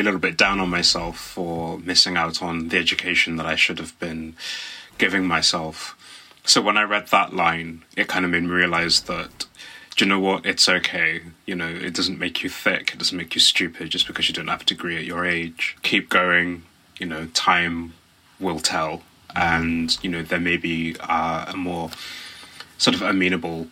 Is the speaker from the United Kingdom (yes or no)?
yes; Black Country, West Midlands, United Kingdom; moved away as an adult; now in London, United Kingdom; So I'm from the West Midlands. I live in London now and have done for about 16 years, but I grew up in the West Midlands in a small area called the Black Country